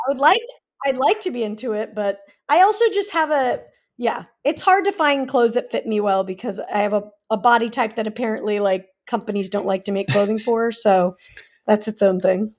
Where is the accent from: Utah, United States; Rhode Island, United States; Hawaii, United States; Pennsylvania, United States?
Utah, United States; Salt Lake City; moved away as an adult; also born or lived in California; now in Los Angeles, United States; I was born in California, but I grew up in Salt Lake for most of my life, and then, yeah, I came out here two thousand eight